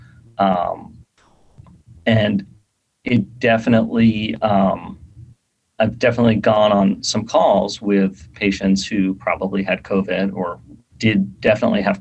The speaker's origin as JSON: {"language": "English", "town": "New York City", "region": "New York", "country": "United States", "tie": "born or raised there", "also_born_or_lived": "Bay Area / Seattle", "moved": "as an adult", "said": "I grew up in New York City. I've lived in like New York and the Bay Area and Seattle."}